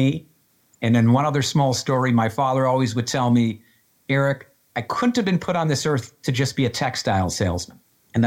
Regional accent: Western Massachusetts, United States; I grew up in Western Massachusetts.

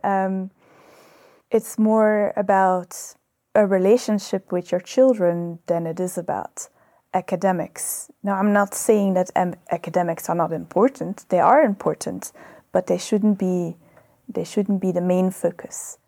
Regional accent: Belgium; moved away as an adult; now in South Africa; I was born in Belgium.

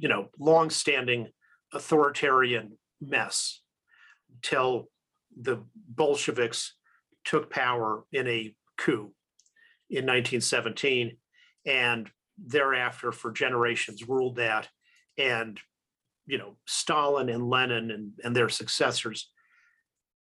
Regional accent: United States; I'm an American

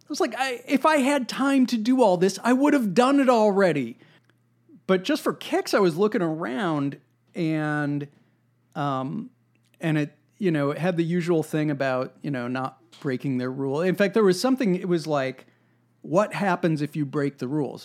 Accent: United States; there's something in our national character, there's something about being American that is ornery and contrary

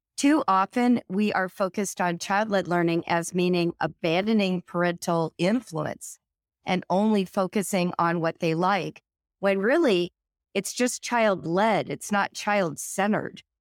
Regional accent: California, United States; now in Cincinnati, United States; I grew up in California, but today I live in Cincinnati, Ohio.

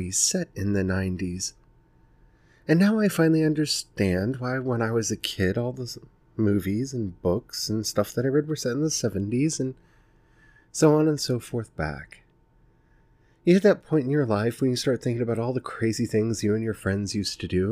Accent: Maryland, United States; I grew up in Maryland in the 90s

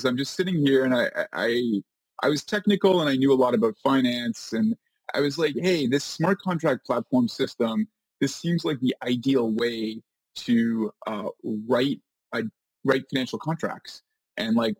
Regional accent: Canada; moved away as an adult; now in New York City, United States; I am a Canadian. I'm Canadian

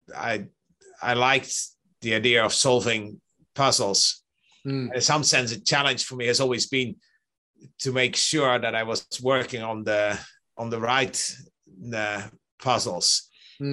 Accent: Netherlands; I grew up in the Netherlands

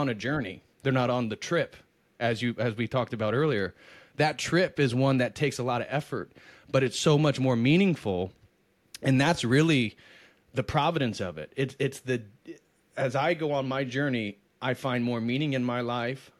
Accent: United States; I love being American. I'm very proud of it

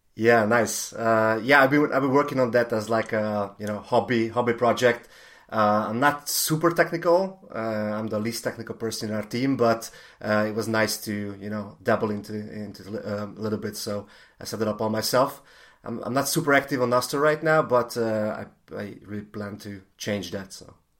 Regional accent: Hungary; I'm, I'm from Hungary

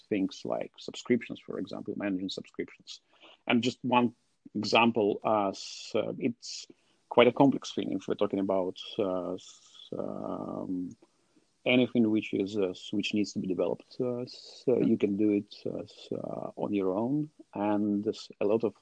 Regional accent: Russia; I'm from Russia

